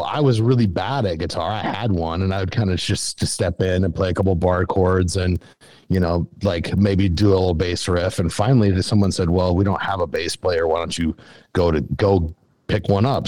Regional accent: Western South Dakota, United States; I grew up in Western South Dakota yeah. Uh, on a cattle ranch.

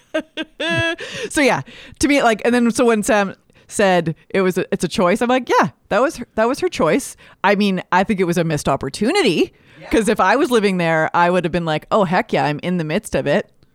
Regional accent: Alberta, Canada; I grew up in Alberta

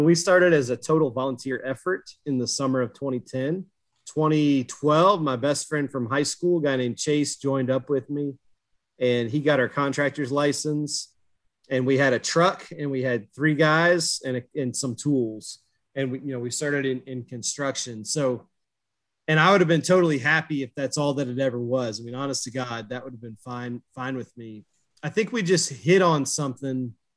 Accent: near Marshall, West Virginia, United States; I grew up near Marshall football

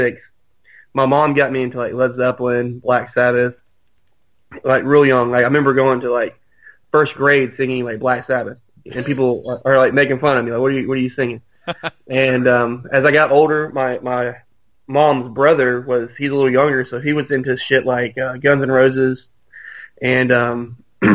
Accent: Birmingham, Alabama, United States; We're from Birmingham

